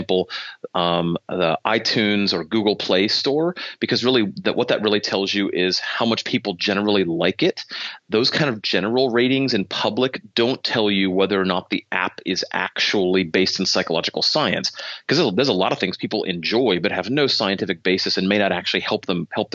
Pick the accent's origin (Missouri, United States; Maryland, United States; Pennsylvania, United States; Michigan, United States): Michigan, United States; I'm from Michigan, so I'm licensed in Michigan